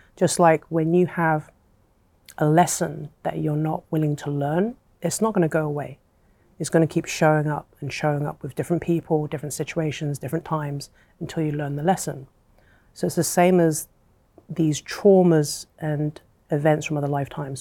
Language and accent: English; England, United Kingdom; I was born and raised in England, but my, my family are from Hong Kong